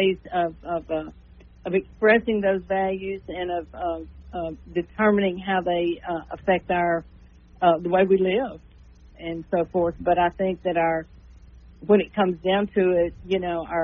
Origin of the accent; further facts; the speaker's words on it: El Dorado, Arkansas, United States; now in Shreveport, United States; I was born in El Dorado, even though I live in Shreveport now